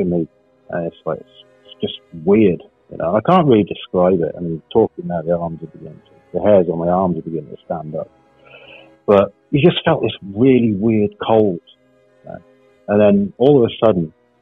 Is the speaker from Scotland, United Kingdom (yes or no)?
no; Wales, United Kingdom; I grew up in Wales, which is a part of the UK